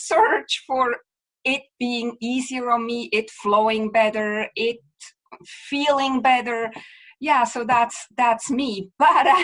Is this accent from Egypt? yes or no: no; Switzerland; moved away as an adult; now in Vancouver, Canada; I'm from Switzerland originally, but I live in Vancouver, BC, Canada for the last, 17 years.